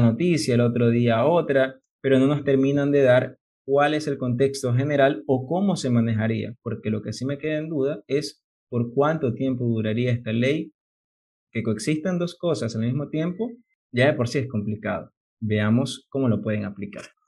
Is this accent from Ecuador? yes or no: yes; Ecuador; como ecuatoriano